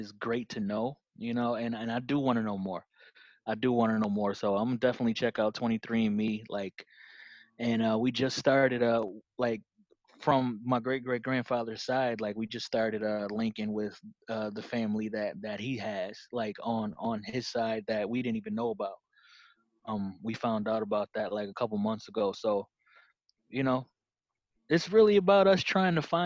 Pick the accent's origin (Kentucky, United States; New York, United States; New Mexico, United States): New York, United States; Rochester; my great-great-grandfather was pretty much a treasurer and funded a lot of things in my hometown